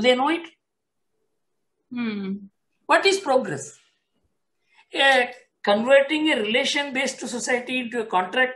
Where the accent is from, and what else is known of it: India